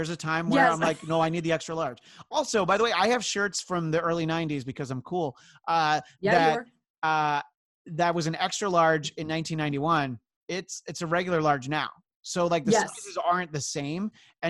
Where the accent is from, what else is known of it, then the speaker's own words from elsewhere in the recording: Northeast, United States; Growing up in the Northeast, it's like I knew that I was a good driver when it was snowing